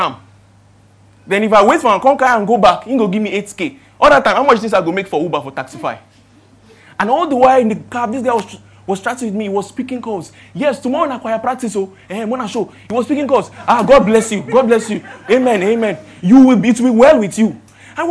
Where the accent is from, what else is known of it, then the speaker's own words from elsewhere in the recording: Ibadan, Oyo, Nigeria; now in Lagos, Nigeria; I am from Ibadan.